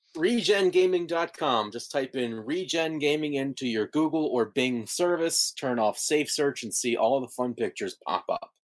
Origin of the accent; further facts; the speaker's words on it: United States; as an American